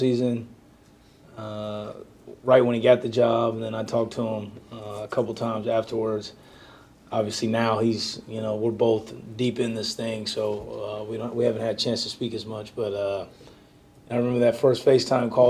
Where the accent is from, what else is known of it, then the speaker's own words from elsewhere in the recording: Southern California, United States; moved away; growing up in Southern California, having our roots there